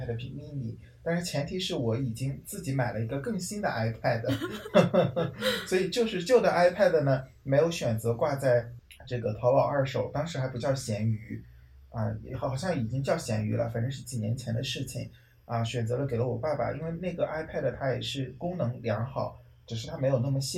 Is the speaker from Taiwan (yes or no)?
no; China; 红包真的是我们中国人一听名字就觉得很兴奋的一个词语呢。